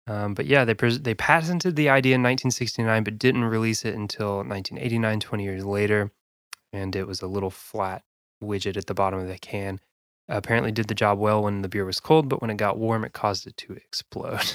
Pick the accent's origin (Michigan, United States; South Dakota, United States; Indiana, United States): South Dakota, United States; now in Kentucky, United States; I'm from South Dakota originally